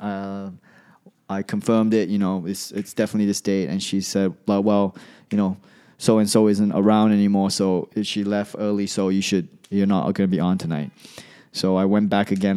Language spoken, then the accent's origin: English; Malaysia; moved away as an adult; also born or lived in Australia / New York; I come from Malaysia.